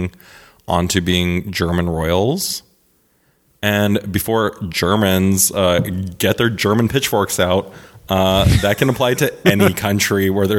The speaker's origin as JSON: {"language": "English", "country": "Canada", "tie": "born or raised there", "said": "growing up in Canada"}